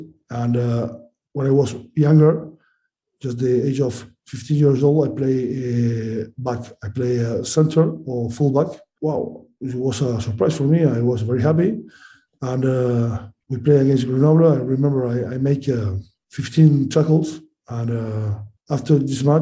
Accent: Uruguay; English is a second language; also born or lived in France; now in Castres, France; I know where I come from. I'm from Uruguay. I'm very proud

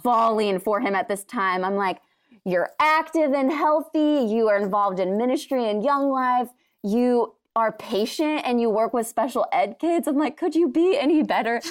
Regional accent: Washington, United States; I'm from Washington, and so I grew up in the Pacific Northwest and absolutely love it there

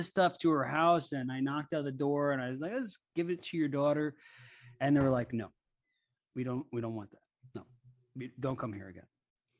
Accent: Hawaii, United States; When I was a kid, I grew up in Hawaii.

